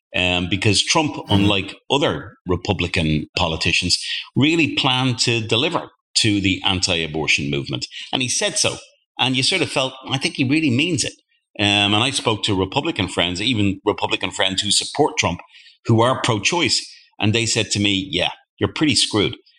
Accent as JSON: {"language": "English", "country": "Ireland", "said": "I'm from Ireland"}